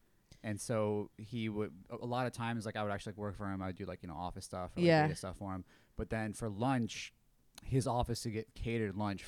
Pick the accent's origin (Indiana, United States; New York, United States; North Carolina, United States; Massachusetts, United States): New York, United States; Syracuse; also born or lived in Buffalo, New York / Albany, New York; We're from Syracuse, New York.